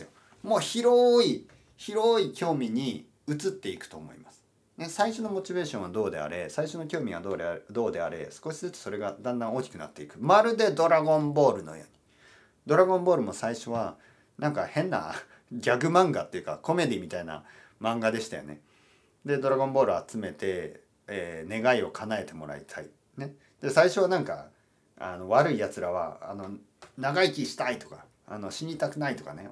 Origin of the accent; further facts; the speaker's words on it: Japan; 日本に住んでいる日本人としてはですよ